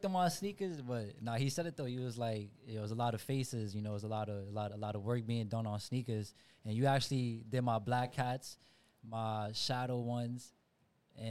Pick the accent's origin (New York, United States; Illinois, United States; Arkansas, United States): New York, United States; New York City; growing up in the Bronx